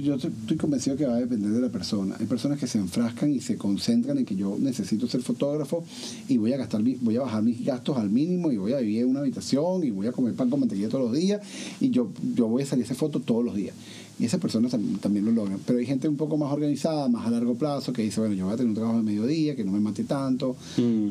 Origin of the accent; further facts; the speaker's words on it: Venezuela; moved away as an adult; now in United States; yo no me fui de Venezuela porque me faltaba trabajo, yo me fui de Venezuela